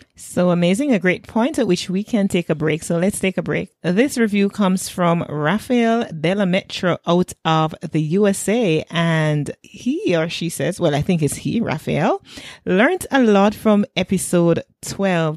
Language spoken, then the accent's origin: English; Jamaica